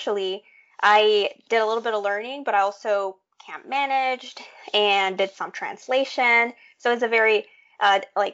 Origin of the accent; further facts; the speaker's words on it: Tegucigalpa, Francisco Morazán, Honduras; moved away; that was the degree that was being offered in my hometown of Tegucigalpa